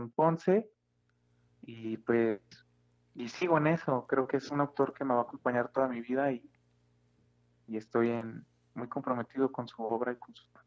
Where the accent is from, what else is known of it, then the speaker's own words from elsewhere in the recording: Aguascalientes, Mexico; moved away as an adult; yo nací en Aguascalientes en el año de 1990